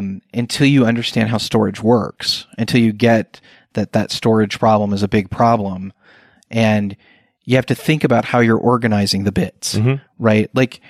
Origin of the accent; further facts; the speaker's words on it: Indianapolis, Indiana, United States; coming to my hometown